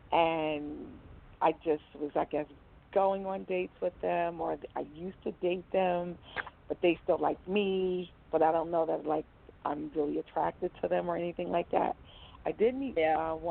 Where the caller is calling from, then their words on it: New York, United States; I'm calling from New York.